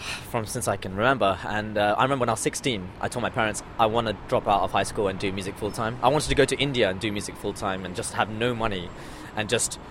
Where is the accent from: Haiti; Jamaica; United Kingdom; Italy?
United Kingdom; London; also born or lived in Australia; the environment I grew up with in London.